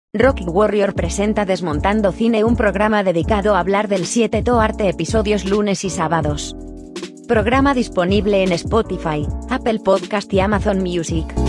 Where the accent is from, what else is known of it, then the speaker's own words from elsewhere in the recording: Mexico; soy originario de México.